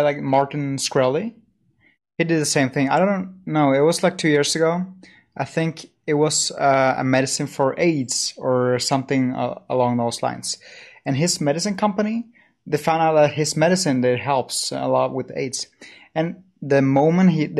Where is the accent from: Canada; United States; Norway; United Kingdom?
Norway; I'm a Norwegian.